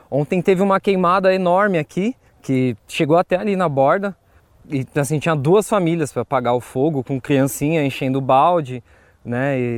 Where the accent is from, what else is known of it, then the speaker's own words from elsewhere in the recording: Osasco, São Paulo, Brazil; also born or lived in Lapa, São Paulo; nasci em Curtiços, ali na região da Lapa, mas eu cresci num, num local de sem terra também, mas de sem terra urbano, que chama Terra Esperança ali em Osasco.